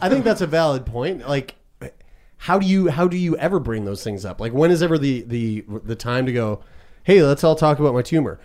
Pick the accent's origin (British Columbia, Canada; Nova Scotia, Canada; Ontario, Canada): Nova Scotia, Canada; living in Nova Scotia, being a Canadian